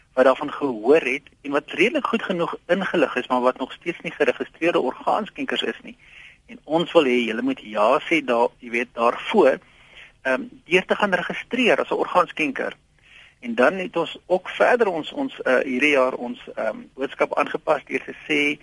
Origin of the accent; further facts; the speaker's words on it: South Africa; ons as Suid-Afrikaners